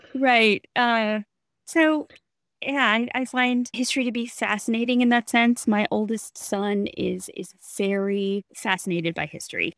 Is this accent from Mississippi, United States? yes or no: yes; Natchez, Mississippi, United States; I am from Natchez